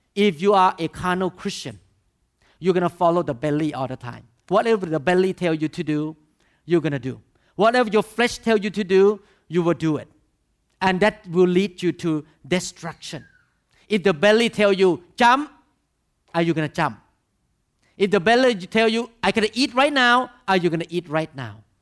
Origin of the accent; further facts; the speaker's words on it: Thailand; English is a second language; moved away; I grew up in Thailand